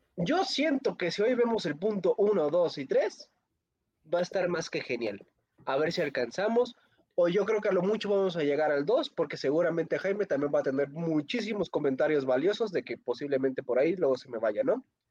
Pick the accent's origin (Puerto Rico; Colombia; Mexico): Mexico